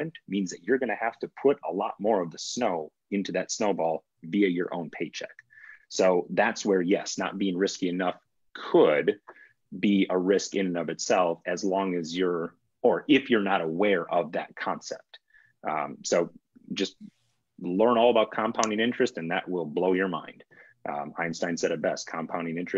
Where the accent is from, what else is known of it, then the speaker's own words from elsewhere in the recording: Wisconsin, United States; I grew up in Wisconsin